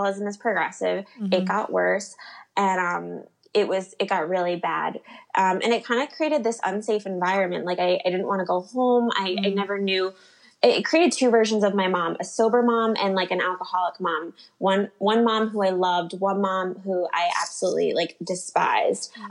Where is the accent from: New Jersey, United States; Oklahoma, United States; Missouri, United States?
New Jersey, United States; I grew up in New Jersey